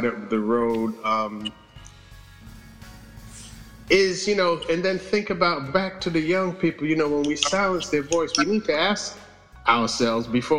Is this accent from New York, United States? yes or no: yes; New York, United States; I'm from New York